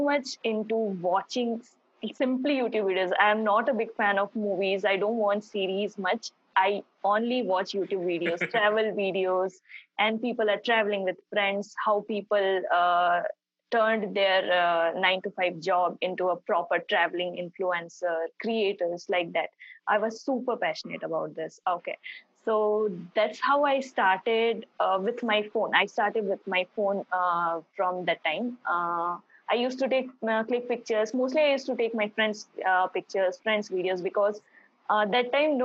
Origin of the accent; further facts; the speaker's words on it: Bhilai, Chhattisgarh, India; also born or lived in Bangalore; I am from Bhilai, Chhattisgarh